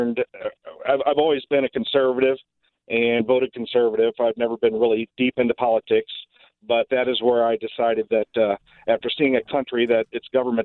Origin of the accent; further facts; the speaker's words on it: St. Louis, Missouri, United States; I grew up actually in St. Louis City, on the St. Louis City-Richmond Heights borderline